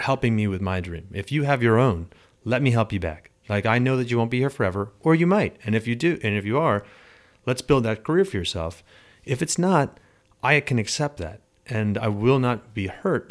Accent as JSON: {"language": "English", "area": "Long Island", "region": "New York", "country": "United States", "tie": "born or raised there", "also_born_or_lived": "Arizona / Pennsylvania / California", "moved": "as an adult", "lives_now": "South Shore", "said": "I grew up on Long Island, went to school in Arizona, lived in Pennsylvania, lived in California for ten years"}